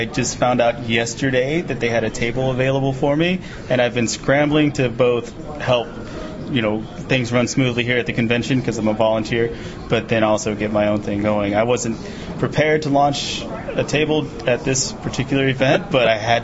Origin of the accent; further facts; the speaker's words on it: Texas, United States; I live in Texas. I'm from Texas